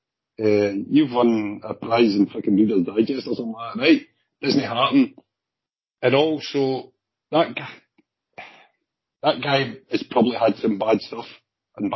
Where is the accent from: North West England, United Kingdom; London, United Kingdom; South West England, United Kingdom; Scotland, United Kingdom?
Scotland, United Kingdom; Glasgow; also born or lived in Clydebank; I was born and brought up in Drumchill. Right, and then my parents moved to Clydebank